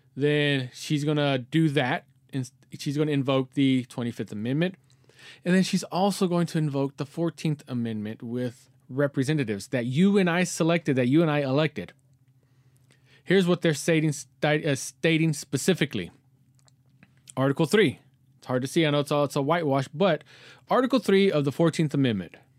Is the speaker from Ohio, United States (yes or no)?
no; Texas, United States; I'm in my hometown t, in Texas